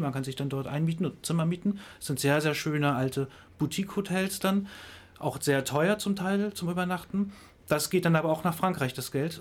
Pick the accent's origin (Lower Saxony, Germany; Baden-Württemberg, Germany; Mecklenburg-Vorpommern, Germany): Mecklenburg-Vorpommern, Germany; Greifswald; ich komme aus Greifswald